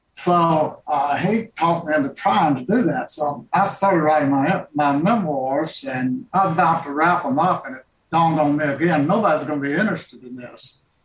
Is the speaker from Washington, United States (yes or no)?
no; Jackson, Mississippi, United States; I grew up in the Doodleville area in South Jackson